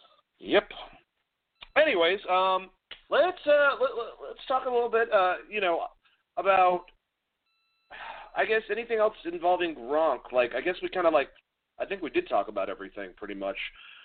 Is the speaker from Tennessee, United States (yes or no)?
no; Boston, Massachusetts, United States; I'm actually from here. Like, I'm from Boston.